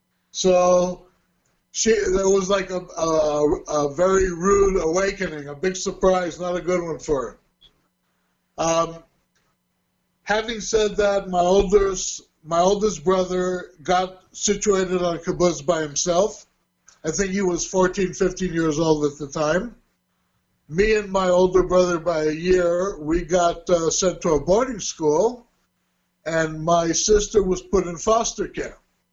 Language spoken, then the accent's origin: English; Burbank, California, United States; also born or lived in Hollywood; I was born in Hollywood, California. Now, having said that, people reckon, you know, I'm involved in the movie industry or something, but the hospital was in Hollywood, and actually, after my birth, I was moved back home to Burbank.